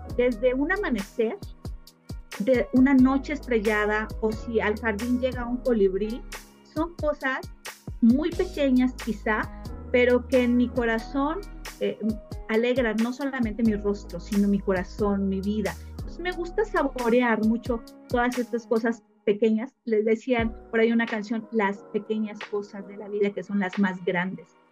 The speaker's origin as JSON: {"language": "Spanish", "region": "Mexico City", "country": "Mexico", "said": "yo soy de Ciudad de México y tenemos una casa de campo en Morelos"}